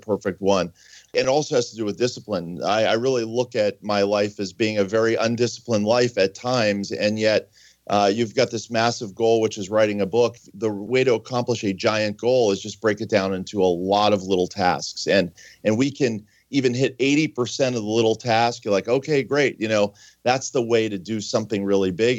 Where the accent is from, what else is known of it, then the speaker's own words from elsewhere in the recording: Pittsburgh, Pennsylvania, United States; I grew up in Pittsburgh